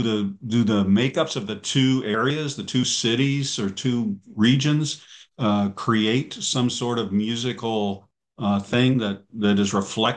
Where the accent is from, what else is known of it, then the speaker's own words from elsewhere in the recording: Midwest, United States; I grew up in the Midwest